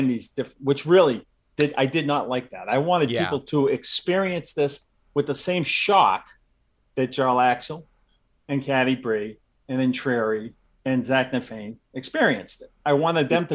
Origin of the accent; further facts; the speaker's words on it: Massachusetts, United States; also born or lived in Southern California; I live in Massachusetts. I grew up in Massachusetts.